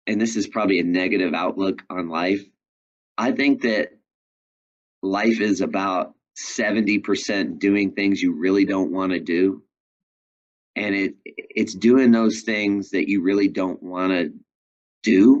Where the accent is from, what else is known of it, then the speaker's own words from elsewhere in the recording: New York, United States; moved away as an adult; I'm from New York